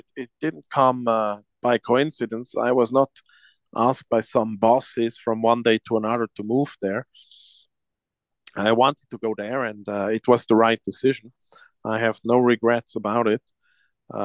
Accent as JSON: {"language": "English", "country": "Switzerland", "tie": "born or raised there", "said": "That's correct."}